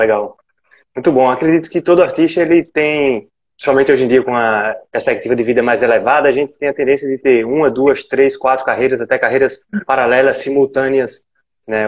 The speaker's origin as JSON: {"language": "Portuguese", "region": "Alagoas", "country": "Brazil", "said": "E aqui em Alagoas, né? Eu também sou alagoano."}